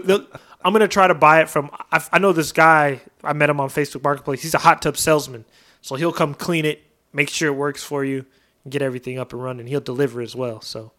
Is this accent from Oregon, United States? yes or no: yes; Oregon, United States; now in Texas, United States; I'm from Oregon. We have huge backyards